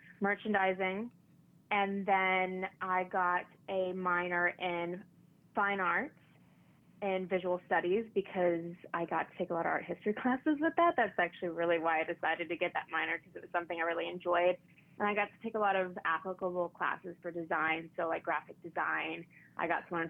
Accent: Paducah, Kentucky, United States; moved away as an adult; also born or lived in Lexington, Kentucky; now in New York, United States; I'm from Paducah originally

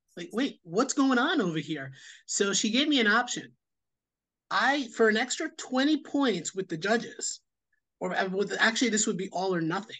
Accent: New York City, New York, United States; born and raised in Queens, New York, lived here most of my life

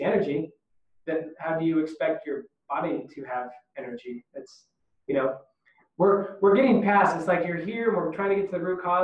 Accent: United States; being American

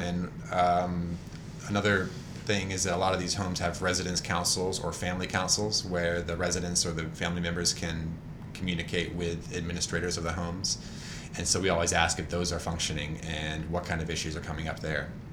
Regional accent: Georgia, United States; also born or lived in Chicago / North Carolina; now in Durham, United States; I'm from Georgia originally

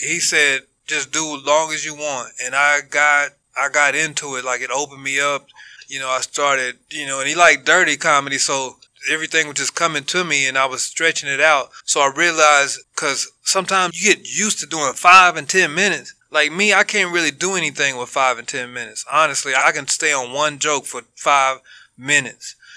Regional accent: United States; I was born in America

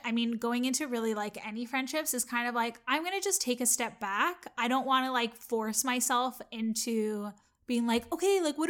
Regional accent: Canada; I assume that because we're all Canadian, obviously I'm Canadian.

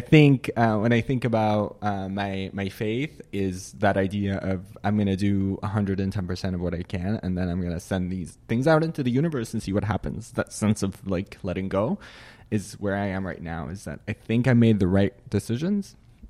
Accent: Syria; born there; Well, I was born in Syria, which is a country that some may or may not be familiar with, but it is a place that I was born in. I grew up in a Muslim family.

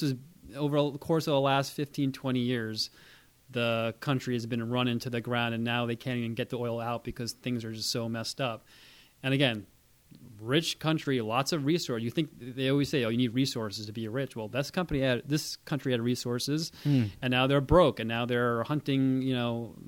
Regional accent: New York City, New York, United States; also born or lived in India / Europe / Long Island; I was born in Queens. I spent like my early part of my life growing up there. My parents are separated, so like halfway between Queens and Long Island, I was spending my time growing up.

